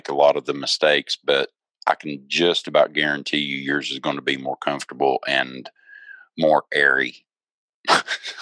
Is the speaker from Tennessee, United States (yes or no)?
yes; Tennessee, United States; now in Topeka, United States; Originally, I'm from Tennessee. I live in Topeka, Kansas now